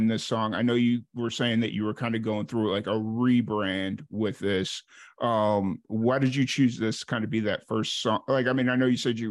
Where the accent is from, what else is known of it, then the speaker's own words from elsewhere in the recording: Chicago, Illinois, United States; now in Central Texas, United States; I grew up in the South Side of Chicago